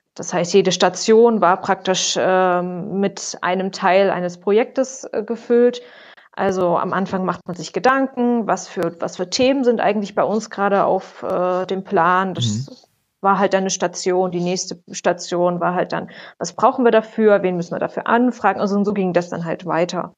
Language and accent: German; Erfurt, Thuringia, Germany; ich komme ursprünglich auch aus Erfurt